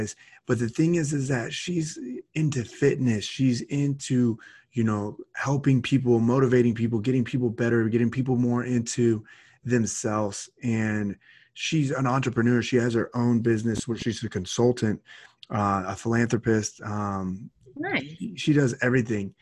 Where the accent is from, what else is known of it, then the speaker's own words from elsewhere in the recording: United States; my home state